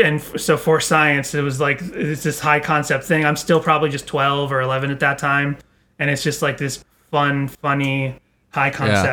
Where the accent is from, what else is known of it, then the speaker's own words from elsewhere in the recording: Massachusetts, United States; now in Los Angeles, United States; Boston, or outside of Boston, north of Boston.